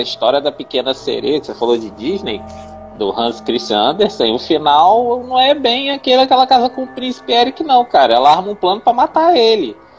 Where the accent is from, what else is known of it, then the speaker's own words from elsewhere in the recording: Rio de Janeiro, Brazil; also born or lived in Bangu; eu também sou do Rio. Somos todos do Rio, tirando Guaraci, eu também sou carioca.